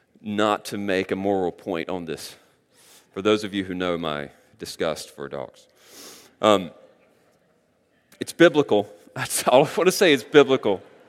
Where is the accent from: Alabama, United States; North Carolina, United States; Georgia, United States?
North Carolina, United States; Look, I grew up in North Carolina, surrounded by fields. Sometimes it was cornfields, sometimes it was soybeans.